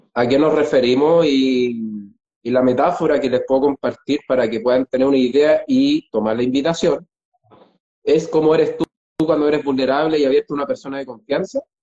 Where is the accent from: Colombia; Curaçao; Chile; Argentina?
Chile; moved away; los dos somos chilenos, los dos somos viajeros, los dos sabemos lo que es dejar el país